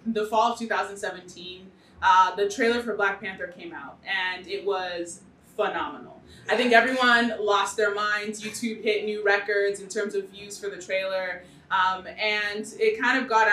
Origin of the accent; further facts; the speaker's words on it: Nigeria; now in United States; I am Nigerian, if you can't tell by my name